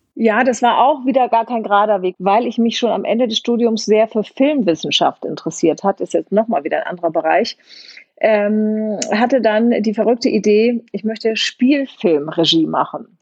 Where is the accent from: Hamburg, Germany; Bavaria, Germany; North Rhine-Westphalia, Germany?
Hamburg, Germany; also born or lived in Kiel; ich bin in Hamburg, äh, am Hamburger Stadtrand aufgewachsen. Ich bin in Kiel geboren, weil meine Mutter da studiert hat